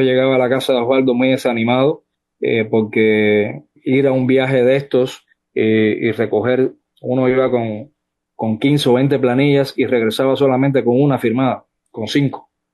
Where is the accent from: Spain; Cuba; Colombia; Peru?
Cuba; Sagua la Grande, Villa Clara; moved away as an adult; also born or lived in Santiago de las Vegas, Havana; now in Costa Rica; Yo nací en Sagua la Grande